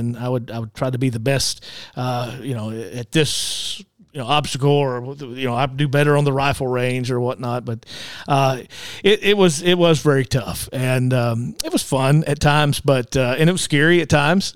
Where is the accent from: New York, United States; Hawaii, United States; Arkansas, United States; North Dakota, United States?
Arkansas, United States; Sherwood; I grew up in Sherwood